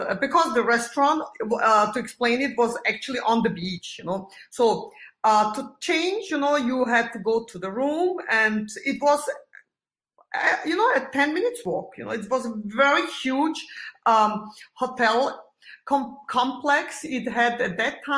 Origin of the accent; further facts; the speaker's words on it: Vienna, Austria; I'm living in Vienna, and that's my hometown